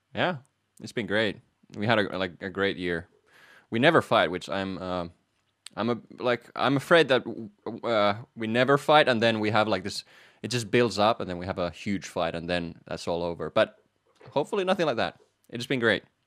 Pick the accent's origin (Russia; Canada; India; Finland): Finland; moved away as an adult; also born or lived in Manchester, United Kingdom / Netherlands; I am from Finland